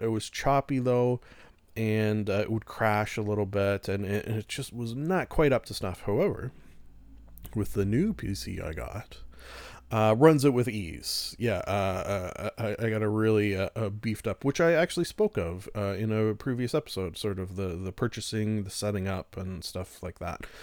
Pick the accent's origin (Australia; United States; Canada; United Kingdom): Canada; being a Canadian